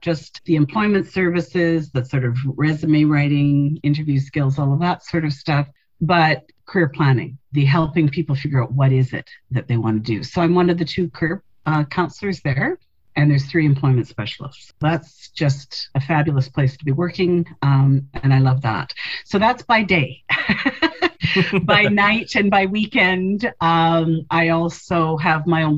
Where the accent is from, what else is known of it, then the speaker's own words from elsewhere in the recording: Winnipeg, Manitoba, Canada; also born or lived in Saskatchewan / Halifax; I was born in Winnipeg